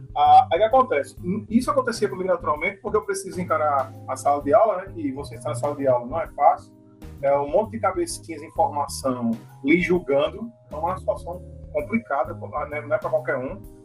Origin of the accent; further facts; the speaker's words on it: Surubim, Pernambuco, Brazil; now in Recife, Brazil; eu sou de Surubim, então eu estava longe da capital